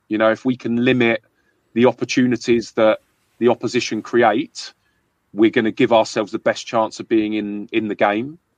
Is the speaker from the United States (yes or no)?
no; London, United Kingdom; accent: London; I, I grew up in London